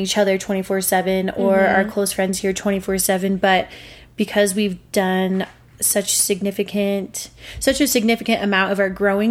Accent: Montana, United States; moved away as an adult; now in Denver, United States; we grew up in Montana, but our serious adult growing has been here in Denver

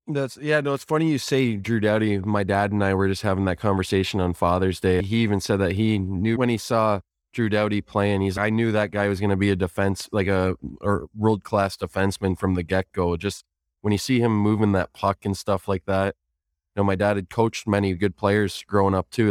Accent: Kitchener, Ontario, Canada; moved away as an adult; now in Guelph, Canada; Kitchener, my hometown

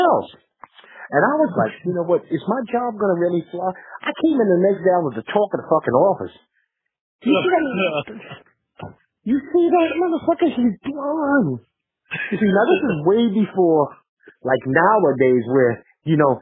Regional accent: New York City, New York, United States; I grew up in Bed-Stuy

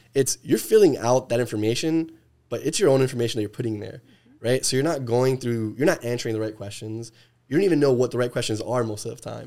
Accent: New Jersey, United States; moved away; I'm, I'm from the East Coast

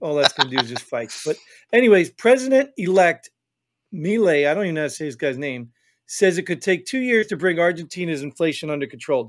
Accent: New Jersey, United States; I grew up in Jersey, and I heard New Yorkers.

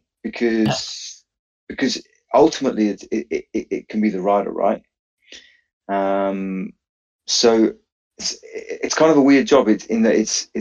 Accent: Penzance, South West England, United Kingdom; I'm from Penzance in Cornwall

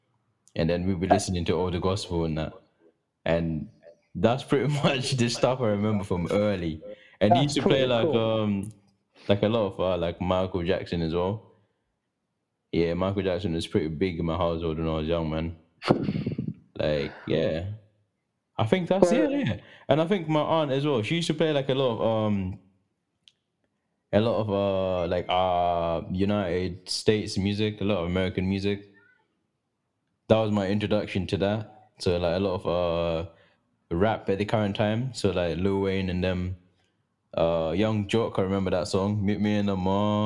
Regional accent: Zimbabwe; moved away; I'm not really from here, because I was raised in Zimbabwe

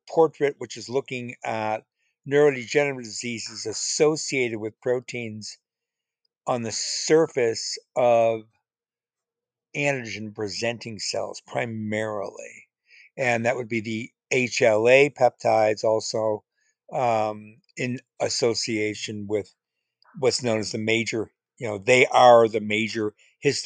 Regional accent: Chicago, Illinois, United States; In Chicago, where I grew up

